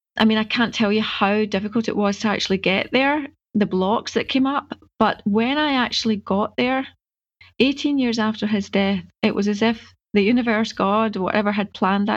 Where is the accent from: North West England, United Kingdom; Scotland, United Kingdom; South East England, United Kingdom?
Scotland, United Kingdom; I don't want to know anything about Africa. I'm Scottish.